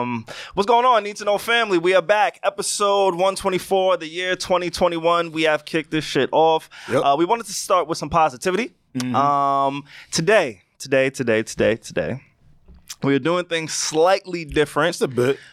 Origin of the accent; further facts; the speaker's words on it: Long Island, New York, United States; also born or lived in Queens, New York; I moved from Queens to Long Island, right? So I was the new kid